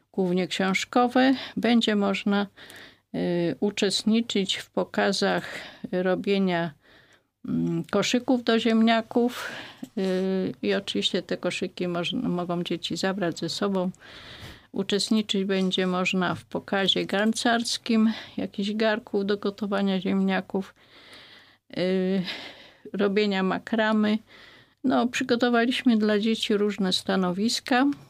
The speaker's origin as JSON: {"language": "Polish", "region": "Greater Poland", "country": "Poland", "said": "u nas w Wielkopolsce mówi się pyra"}